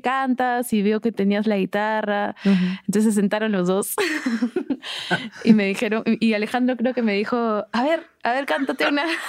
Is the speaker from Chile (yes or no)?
no; Arequipa, Peru; moved away as an adult; also born or lived in Lima, Peru / Tacna, Peru; now in Mexico; nos mudamos a Arequipa, que es otra ciudad del sur. Y estuve en Arequipa hasta los 17 años.